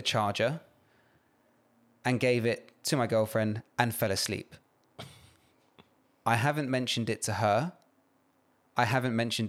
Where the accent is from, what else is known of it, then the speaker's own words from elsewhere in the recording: United Kingdom; And I am Nigerian British.